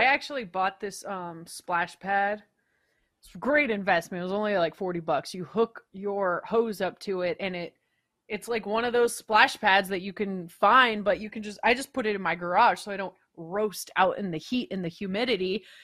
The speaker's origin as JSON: {"language": "English", "region": "Pacific Northwest", "country": "United States", "tie": "born or raised there", "also_born_or_lived": "Vancouver", "moved": "yes", "said": "growing up in the Pacific Northwest"}